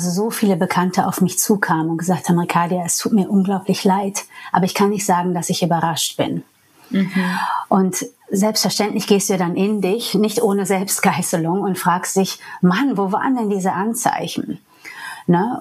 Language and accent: German; New York, United States; first language English; German is a second language; moved away as an adult; now in Germany; ich bin Amerikanerin eigentlich. Englisch ist meine Muttersprache. Und in New York, wo ich herkomme